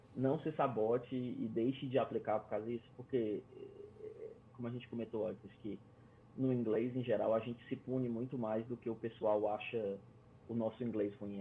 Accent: Fortaleza, Ceará, Brazil; moved away as an adult; now in Canada; Eu sou de Fortaleza, então 32 graus o ano inteiro

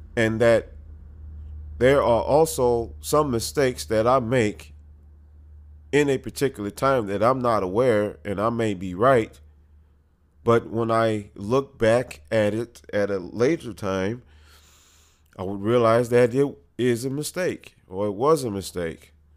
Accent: United States; We as American patriots

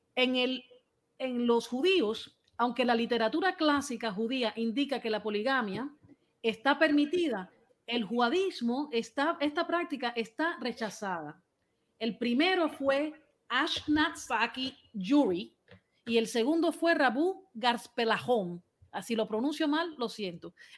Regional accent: Cuba; Aquí todos somos cubanos

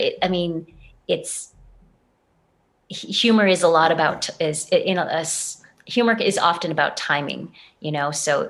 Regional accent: Boston, Massachusetts, United States; moved away; I'm from Boston

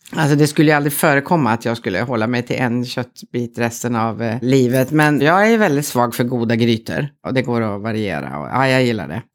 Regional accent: Södermanland, Sweden; Jag är en bonddotter från Sörmland

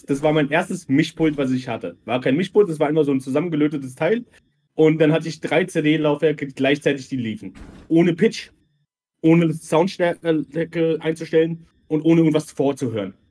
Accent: Mörfelden, Hesse, Germany; born there; Ich bin bald 36, komme gebürtig aus Vorfelden, ähm, bin nach Möffeln-Waldorf gezogen, das jetzt schon auch schon 12, 14 Jahre und bin ursprünglich aus Kroatien. Ich sage immer, ich bin der Balkan-Hesse.

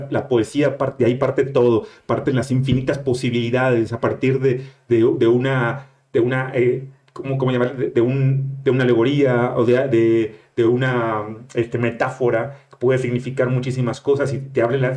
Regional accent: Monterrey, Nuevo León, Mexico; moved away; aunque yo no, yo no cuento como regio, soy

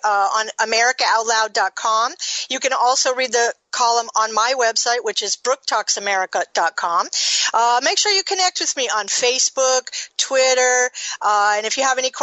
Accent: Miami, Florida, United States; moved away; I'm from Miami

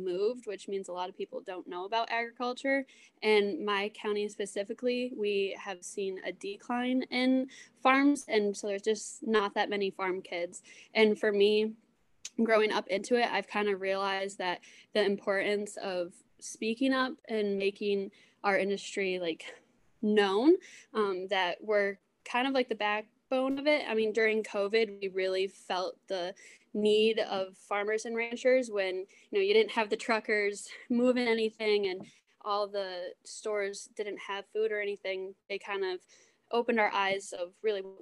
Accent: Pulaski, New York, United States; I am from Plaska, New York, which is right off of Lake Ontario. And our town is known for salmon fishing.

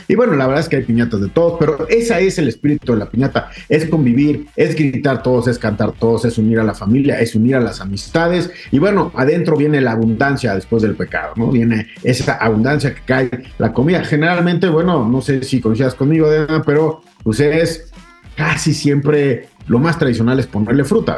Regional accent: Mexico; nosotros como mexicanos

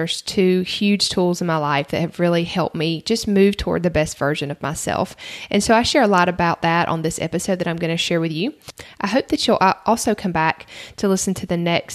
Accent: the South, United States; accent: Southern; now in Georgia, United States; I'm from the South. You might can tell that from my accent.

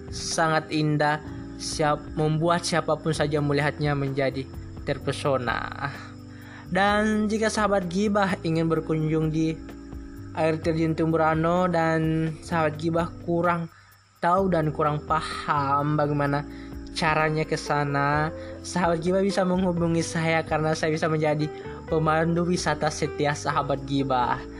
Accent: Wawonii Island, Southeast Sulawesi, Indonesia; saya merupakan seorang anak yang lahir dan tumbuh besar di Pulau Wauni, Sulawesi Tenggara kurang lebih 19 tahun.

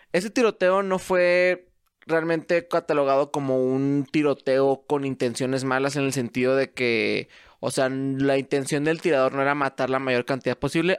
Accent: Mexico; soy mexicano

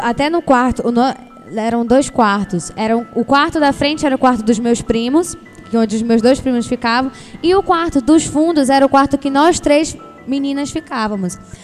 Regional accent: Maranhão, Brazil; moved away as an adult; now in Belém, Brazil; eu sou do Maranhão. Eu vim pra Belém Vixe. pra estudar.

